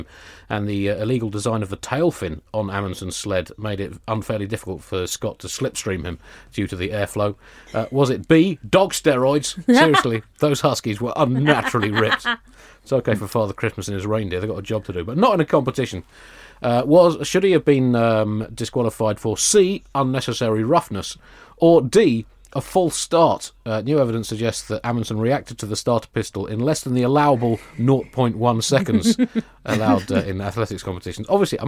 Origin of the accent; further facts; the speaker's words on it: United Kingdom; I'm British